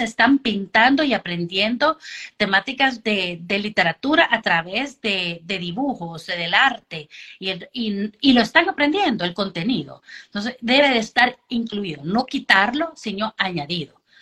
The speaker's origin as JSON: {"language": "Spanish", "country": "Honduras", "tie": "born or raised there", "also_born_or_lived": "United States", "said": "Crecí en Honduras"}